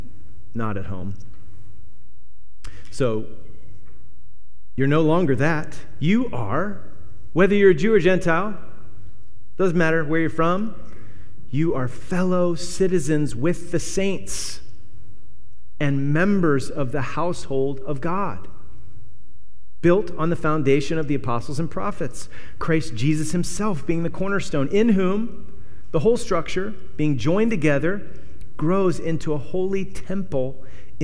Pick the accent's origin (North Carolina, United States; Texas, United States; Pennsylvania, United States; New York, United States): Pennsylvania, United States; Punxsutawney; moved away; I came from Punxsutawney, so, you know, it's like 9,000 and, you know, one main street through town